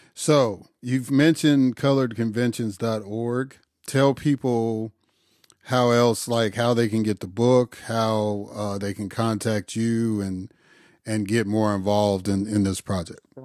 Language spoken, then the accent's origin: English; Chicago, Illinois, United States; moved away; also born or lived in Atlanta / Mississippi; I've lived in Atlanta. I grew up in Chicago. I lived in Mississippi for thirty-some years